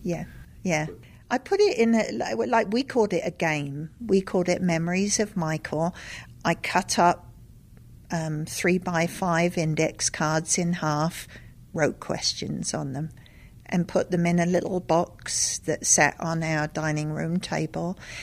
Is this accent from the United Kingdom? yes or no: yes; London, United Kingdom; moved away; also born or lived in Lesotho; growing up in London